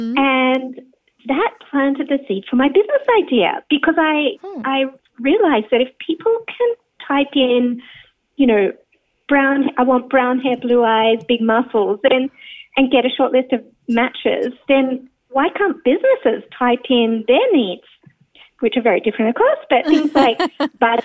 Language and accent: English; Sydney, New South Wales, Australia; also born or lived in United States / Israel / Japan / Germany; I'm born and bred in Sydney